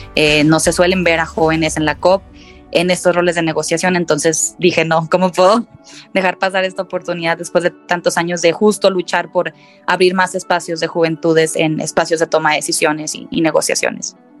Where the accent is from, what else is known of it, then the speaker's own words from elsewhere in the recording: Monterrey, Nuevo León, Mexico; de Monterrey, Nuevo León